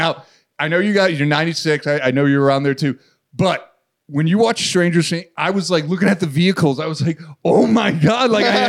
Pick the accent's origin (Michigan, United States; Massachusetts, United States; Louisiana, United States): Massachusetts, United States; Boston; I'm from Boston.